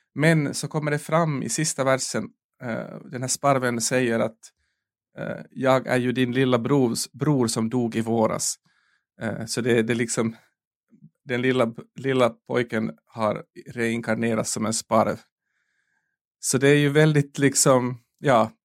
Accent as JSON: {"language": "Swedish", "country": "Finland", "said": "jag är finsk"}